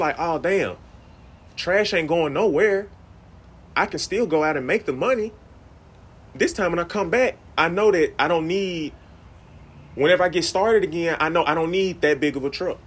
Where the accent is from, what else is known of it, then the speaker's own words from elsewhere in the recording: Greenville, United States; I'm from Greenville